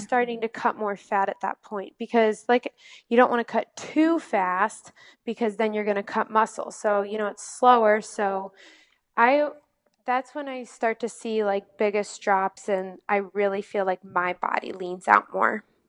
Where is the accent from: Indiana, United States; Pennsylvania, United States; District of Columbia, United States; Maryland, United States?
Indiana, United States; Valparaiso; I am from Northwest Indiana in a little town, well, not too little, but it's called Valparaiso